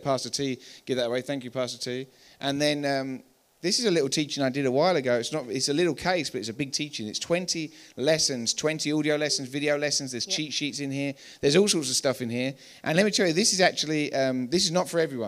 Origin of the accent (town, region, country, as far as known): England, United Kingdom; moved away as an adult; now in Colorado, United States